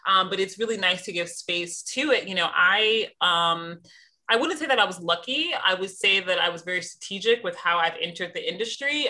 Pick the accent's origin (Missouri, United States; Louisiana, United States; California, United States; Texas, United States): Missouri, United States; moved away; also born or lived in London / New York; I'm from the Midwest, I'm from Missouri